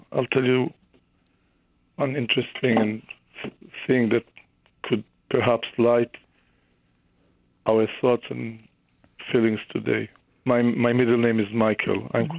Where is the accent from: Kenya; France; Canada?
Canada; Regina, Saskatchewan; You know, Canada, I grew up, I was born in Regina, Saskatchewan.